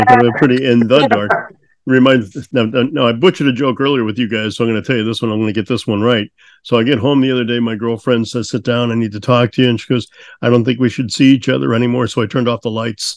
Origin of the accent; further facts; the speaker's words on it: St. Louis, Missouri, United States; I grew up in St. Louis